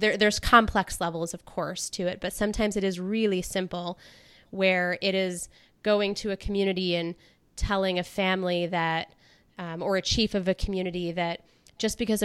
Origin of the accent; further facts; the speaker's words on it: North Carolina, United States; I was born in North Carolina